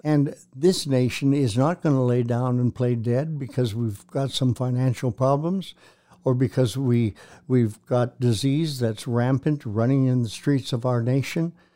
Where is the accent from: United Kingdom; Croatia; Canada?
Canada; I'm a kid from Canada, raised in a town of one hundred twenty-five people.